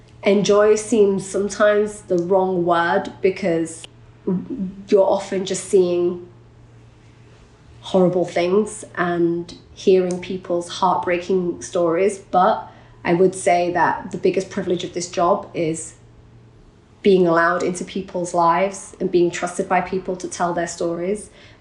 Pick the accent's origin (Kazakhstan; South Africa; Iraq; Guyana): Iraq; look, I'm from Iraq, I speak Arabic, I understand the region, let me go.